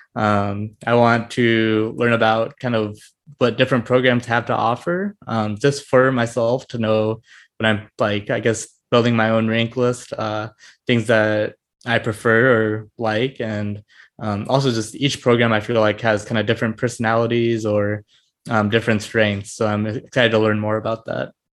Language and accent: English; Fort Wayne, Indiana, United States; also born or lived in Bloomington, Indiana; I grew up in Indiana, kind of most of my life. I grew up in Fort Wayne